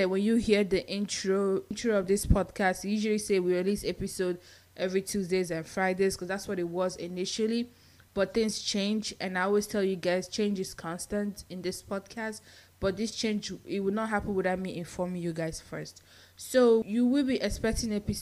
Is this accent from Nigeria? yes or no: yes; Nigeria; moved away as an adult; now in United States; I'm Nigerian